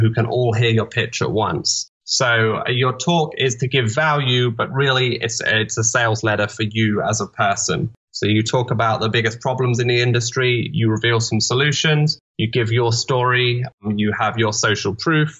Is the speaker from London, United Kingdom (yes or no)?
yes; London, United Kingdom; I'm from London